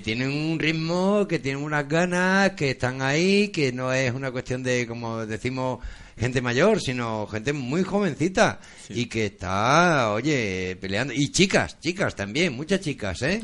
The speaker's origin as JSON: {"language": "Spanish", "region": "central Extremadura", "country": "Spain", "said": "nosotros no estamos ni en el sur ni en el norte, estamos en la mitad. No sabemos si somos de Badajoz o de Cáceres"}